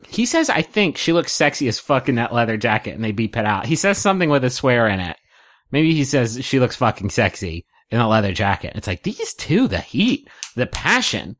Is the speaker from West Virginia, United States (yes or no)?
yes; West Virginia, United States; I grew up in West Virginia.